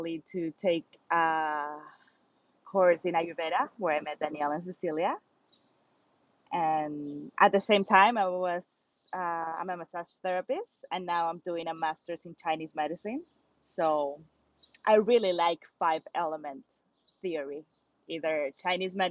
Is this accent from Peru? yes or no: yes; Lima, Peru; moved away as an adult; also born or lived in Brooklyn, New York; now in New York City, United States; born and raised in Peru